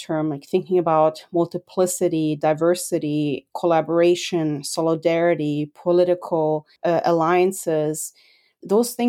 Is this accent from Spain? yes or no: no; Germany; As a foreigner growing up in Germany